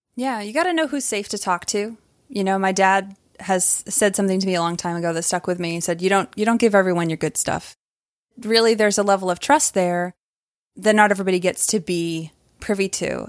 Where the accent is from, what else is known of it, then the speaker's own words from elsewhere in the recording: Maine, United States; moved away as an adult; also born or lived in California; now in Atlanta, United States; I moved to Atlanta from Maine, where I'd grown up